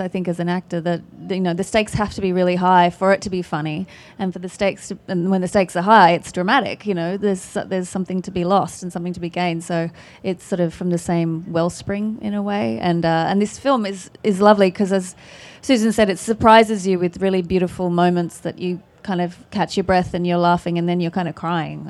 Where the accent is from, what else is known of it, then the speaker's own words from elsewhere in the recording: Australia; accent: Australian; It's my Australian accent